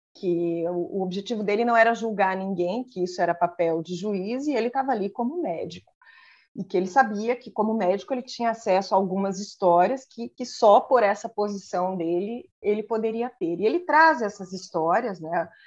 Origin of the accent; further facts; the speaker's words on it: Mafra, Santa Catarina, Brazil; moved away; also born or lived in Rio Negro, Paraná; eu nasci no outro lado da ponte, né? Então, assim, no meu registro eu sou paranaense, mas eu vivi a vida hum. toda em Mafra